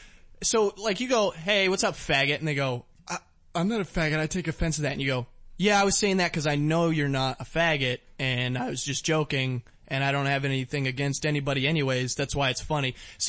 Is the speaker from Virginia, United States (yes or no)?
yes; Virginia, United States